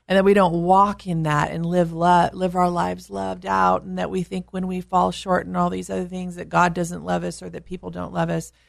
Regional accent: California, United States; being a Californian

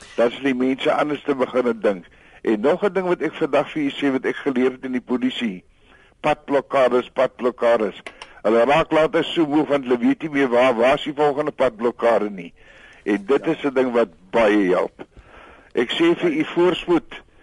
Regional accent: South Africa

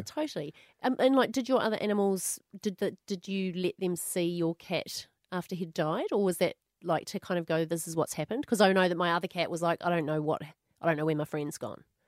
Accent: New Zealand; moved away as an adult; now in Australia; when I moved from New Zealand to Australia

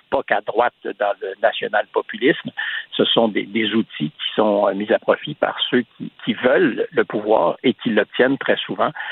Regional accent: Quebec, Canada; ici au Québec

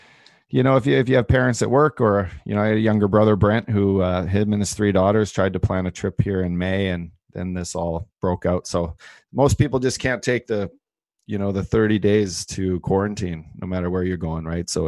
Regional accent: Canada; now in United States; Yeah, I know. It's bad. It's bad that I'm a Canadian. I can't even go up there.

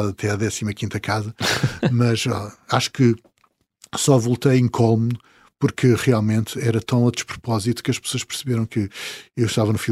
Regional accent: São Miguel Island, Azores, Portugal; Eu sou açoriano. Sim. Uh, nasci na ilha de São Miguel, apesar de eu costumar dizer que sou um açoriano das ilhas todas

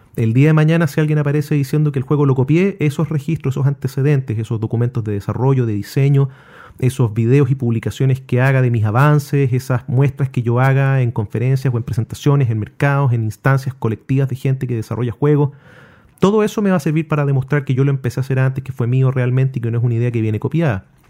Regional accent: Chile

